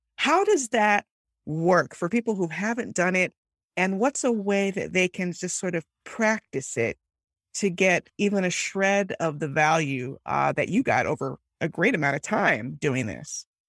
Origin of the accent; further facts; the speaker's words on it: Miami, Florida, United States; I grew up in Miami